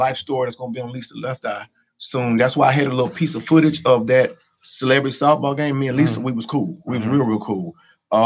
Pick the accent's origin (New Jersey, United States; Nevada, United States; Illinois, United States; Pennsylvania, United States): Illinois, United States; Chicago; I grew up in Stateway Gardens